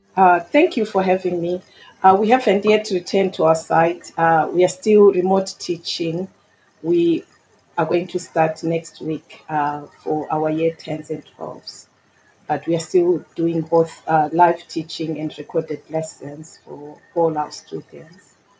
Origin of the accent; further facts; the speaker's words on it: Mutare, Manicaland, Zimbabwe; moved away as an adult; now in Bromley, United Kingdom; I was born and educated in Zimbabwe. I immigrated to the UK in 2002